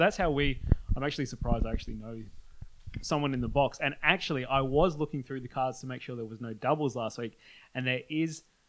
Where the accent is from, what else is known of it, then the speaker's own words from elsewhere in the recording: Adelaide, South Australia, Australia; we are all from Adelaide, South Australia.